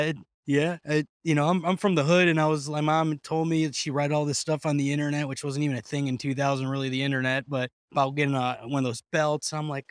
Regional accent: Cleveland, Ohio, United States; I grew up in Cleveland, Ohio, which is a very, like, I don't know, not a very cultural place.

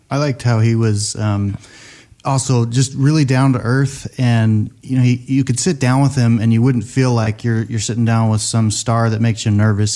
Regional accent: Seattle, Washington, United States; I grew up in Seattle

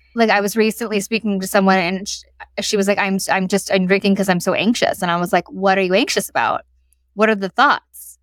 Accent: United States; moved away; I'm American living in a city where they don't talk at this decibel

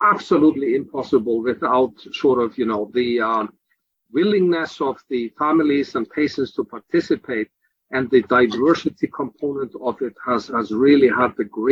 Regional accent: Iceland; now in Philadelphia, United States; I'm actually from Iceland myself

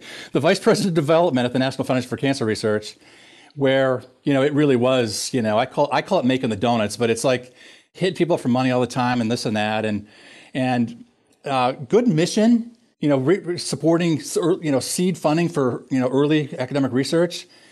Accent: Minnesota, United States; moved away as an adult; also born or lived in Pennsylvania; I grew up in Minnesota

